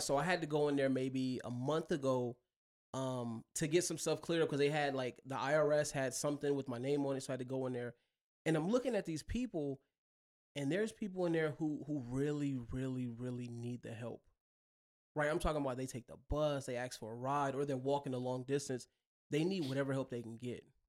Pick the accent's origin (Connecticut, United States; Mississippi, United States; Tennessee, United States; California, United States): Mississippi, United States; also born or lived in Buffalo, New York / Chicago / Detroit; now in Las Vegas, United States; I'm originally from Mississippi